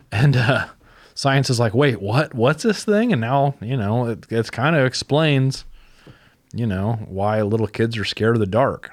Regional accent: Fulton County, Illinois, United States; also born or lived in Knox County, Illinois / Alabama; when I was growing up in Fulton County

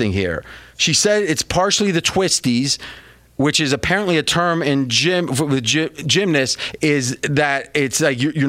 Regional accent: near Steubenville, Ohio, United States; moved away; where I grew up back near Steubenville, Ohio

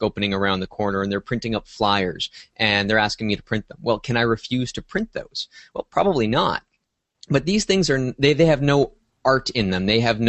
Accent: Canada; Well, as a Canadian, I think the laws are a little bit different.

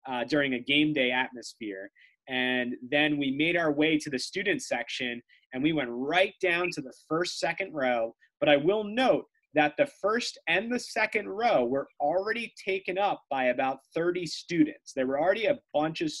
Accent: New Jersey, United States; we're brothers from New Jersey

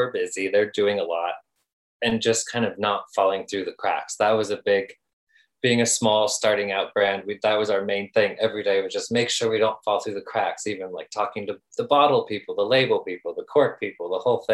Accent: Flagstaff, Arizona, United States; moved away as an adult; also born or lived in New York / Europe; now in Tucson, United States; I grew up in Flagstaff and now I live in Tucson, but I lived in New York for a long time, in Europe as well

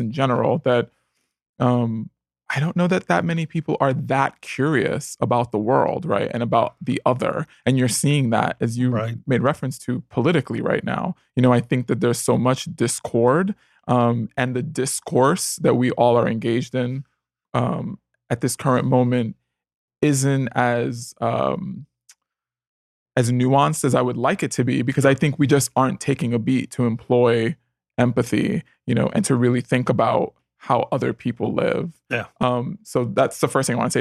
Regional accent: New York City, New York, United States; moved away as an adult; now in Los Angeles, United States; I grew up in the Bronx in the '80s

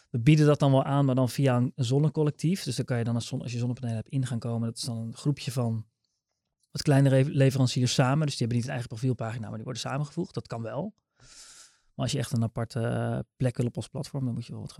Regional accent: near Rotterdam, South Holland, Netherlands; Ik kom uit de buurt van Rotterdam.

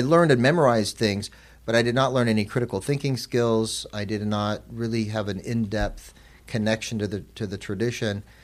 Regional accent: Arizona, United States; moved to Arizona where, where I was born and raised

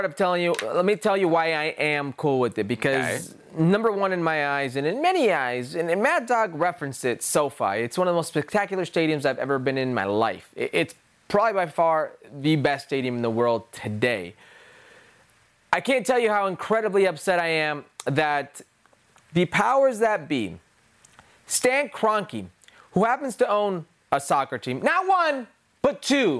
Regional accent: California, United States; I'm from California. I live in California.

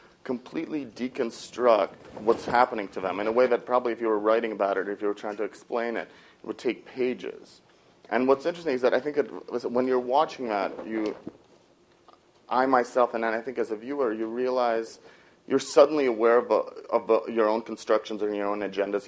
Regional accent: Moscow, Russia; moved away; I grew up in Moscow

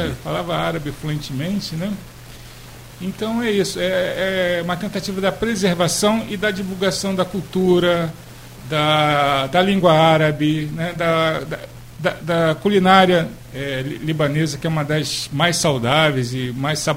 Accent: Brazil; born there; Sim, nasci no Brasil. Eu sou segunda geração de libaneses aqui no Brasil.

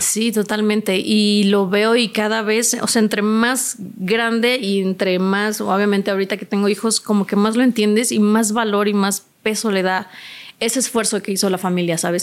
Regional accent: Poza Rica, Veracruz, Mexico; mi ciudad natal, que es Poza Rica, Veracruz.

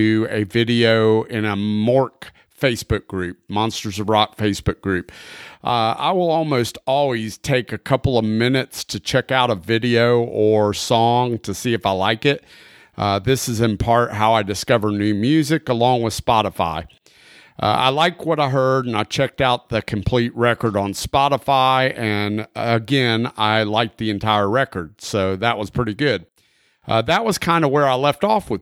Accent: Pensacola, Florida, United States; I grew up in Pensacola

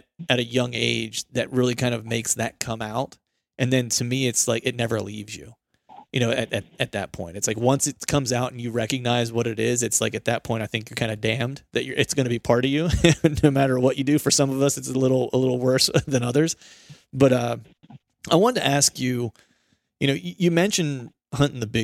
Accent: Pennsylvania, United States; moved away; I grew up in Pennsylvania, which is a big hunting heritage state

